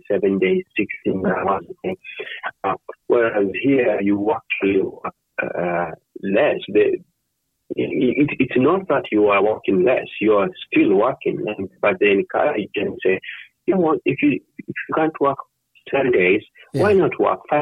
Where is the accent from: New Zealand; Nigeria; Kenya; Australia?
Kenya; also born or lived in United States; now in Netherlands; we come from Kenya